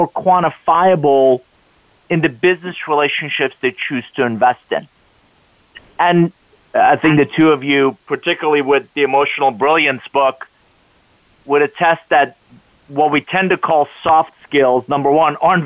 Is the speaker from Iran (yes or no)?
yes; Iran; English is a second language; now in United States; I am originally from Iran, came to the U.S. with $100 suitcase, didn't know anybody, didn't speak a word of English